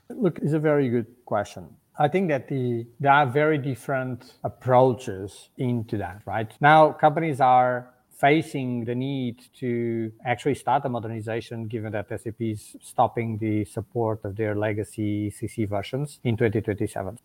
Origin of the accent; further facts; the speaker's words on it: Portugal; moved away as an adult; now in Germany; I live in Germany. I'm originally from Portugal